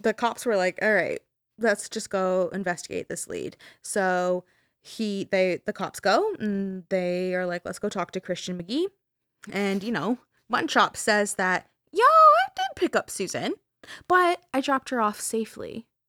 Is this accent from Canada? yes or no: yes; Canada; we're Canadian